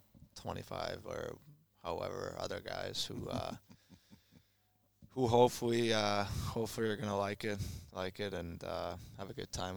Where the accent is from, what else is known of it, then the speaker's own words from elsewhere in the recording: Finland; moved away as an adult; also born or lived in Winnipeg, Canada; now in Columbus, United States; in my hometown, Florida